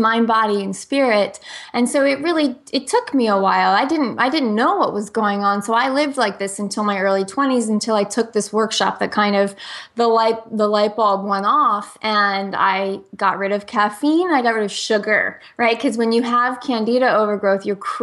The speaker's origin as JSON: {"language": "English", "region": "New Jersey", "country": "United States", "moved": "yes", "said": "I'm from New Jersey originally, and I say I was raised on pizza, pasta, and antibiotics."}